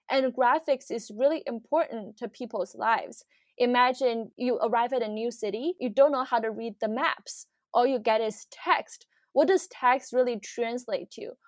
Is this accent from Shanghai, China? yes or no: yes; Shanghai, China; moved away as an adult; now in Seattle, United States; When I was growing up in Shanghai